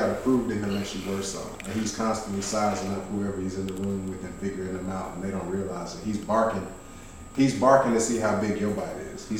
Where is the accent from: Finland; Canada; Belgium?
Canada; I'm from Canada.